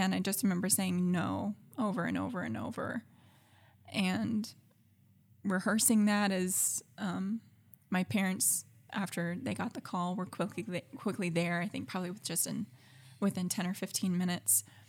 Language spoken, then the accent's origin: English; Alabama, United States; moved away as an adult; I grew up in Alabama, um, with a Christian family